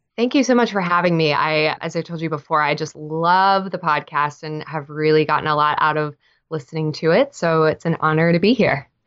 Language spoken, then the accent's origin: English; Texas, United States; moved away as an adult; now in Nashville, United States; I'm a Texan born and raised.